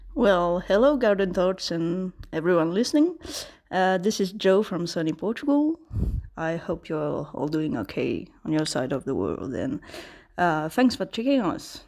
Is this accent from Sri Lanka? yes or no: yes; Sri Lanka; I'm from Sri Lanka